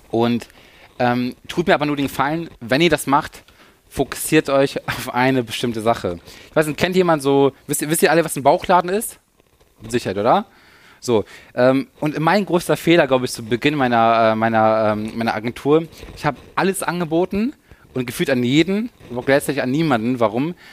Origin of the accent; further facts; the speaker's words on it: Lower Saxony, Germany; also wir kommen aus der Nähe von Hannover